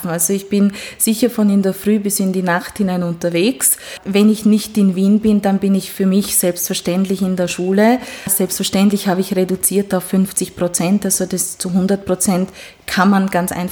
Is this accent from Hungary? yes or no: yes; Hungary; born there; first language Hungarian; German is a second language; dass ich gebürtige Ungarin bin und auch wenn manche meiner Vorfahren eben Sachsen oder Schwaben sind, sind, äh, die Sprache, die wir zu Hause gesprochen haben, war doch Ungarisch.